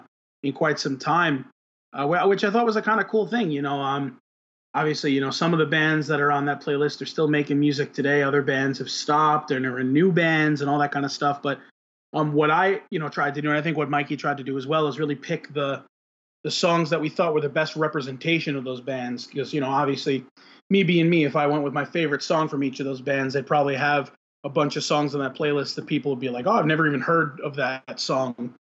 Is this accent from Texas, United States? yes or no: no; Florida, United States; I mean, I know, like, we're called, you know, down here, they're Floridians.